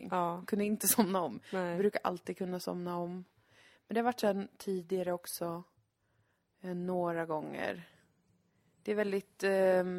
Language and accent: Swedish; Lund, Skåne, Sweden; ändå att jag är från Lund.